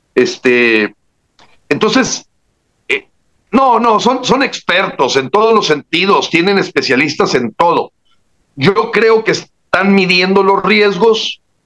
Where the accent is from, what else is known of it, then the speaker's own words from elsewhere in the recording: Mexico; como mexicanos